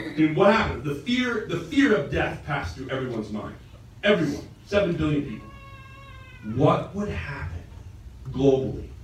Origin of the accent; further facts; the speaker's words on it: United States; I'm American